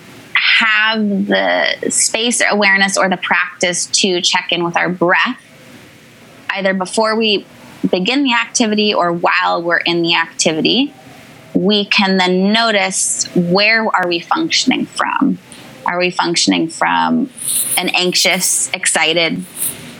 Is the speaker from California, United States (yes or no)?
yes; Northern California, United States; now in New York, United States; I grew up in Northern California to loving parents